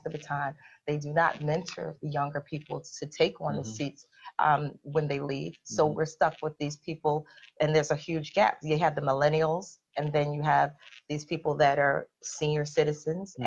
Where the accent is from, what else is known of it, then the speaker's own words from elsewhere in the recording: Philadelphia, Pennsylvania, United States; I'm a Philadelphian